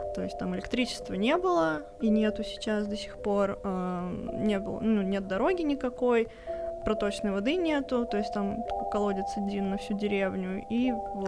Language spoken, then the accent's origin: Russian; Ufa, Bashkortostan, Russia; мы обе из Уфы